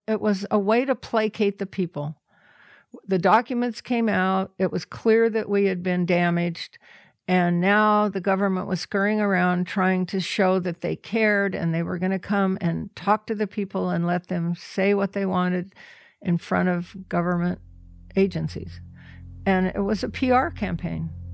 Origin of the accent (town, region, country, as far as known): The Dalles, Oregon, United States; born or raised there